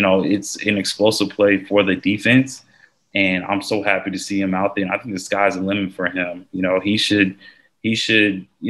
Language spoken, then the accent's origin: English; Georgia, United States; I went to Georgia and I'm from Georgia